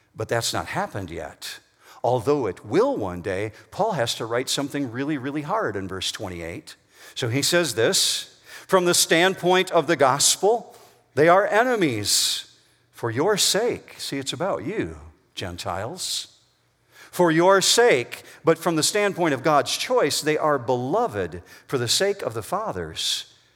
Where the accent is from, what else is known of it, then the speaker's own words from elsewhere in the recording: Whitehall, Michigan, United States; As a teenager, I grew up in Whitehall, Michigan, which is over on the west side of Michigan